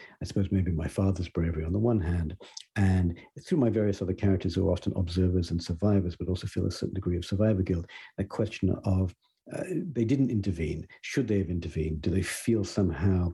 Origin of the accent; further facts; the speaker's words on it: Coventry, West Midlands, United Kingdom; moved away; I grew up in Britain, and I can recall a moment in the late 70s, I think, there with my father in my hometown of Coventry